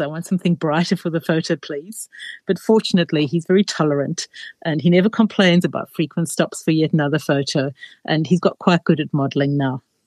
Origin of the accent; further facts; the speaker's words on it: South Africa; now in Australia; a kid growing up in South Africa